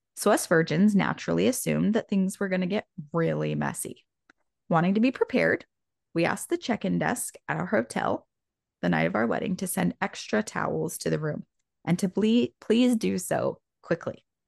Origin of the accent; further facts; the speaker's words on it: Indiana, United States; going to one of my friends in elementary school in Indiana